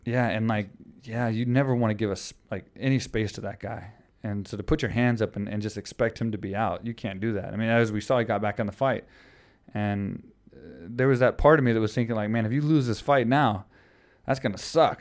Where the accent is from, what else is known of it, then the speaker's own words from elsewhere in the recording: Houston, Texas, United States; In Houston, yeah, against my hometown crowd